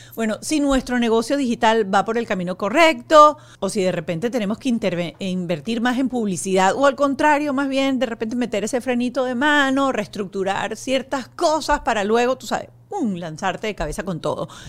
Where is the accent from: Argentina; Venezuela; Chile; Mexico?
Venezuela; nosotros crecimos en Venezuela